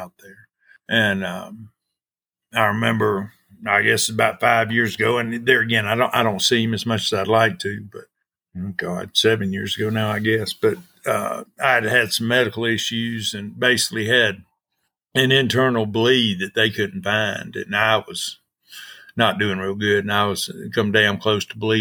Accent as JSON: {"language": "English", "region": "Georgia", "country": "United States", "tie": "born or raised there", "also_born_or_lived": "Trinidad, Colorado", "moved": "as an adult", "said": "I grew up in Georgia"}